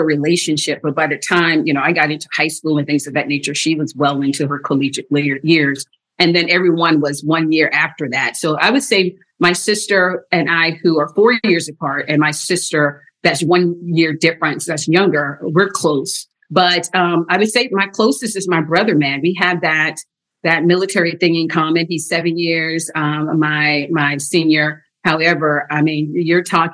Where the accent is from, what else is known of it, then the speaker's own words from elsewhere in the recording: South Carolina, United States; moved away as an adult; I grew up in South Carolina, Southern Baptist